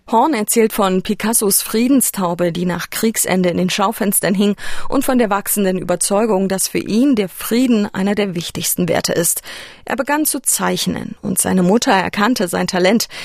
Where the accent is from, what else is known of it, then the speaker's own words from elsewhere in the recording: GDR, Saxony, Germany; ich wurde in der DDR geboren, mitten in Sachsen.